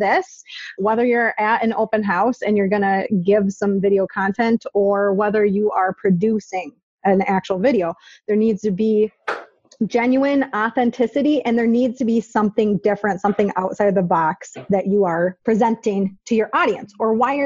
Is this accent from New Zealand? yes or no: no; Minnesota, United States; I'm from Minnesota. The accent is real. It's authentic.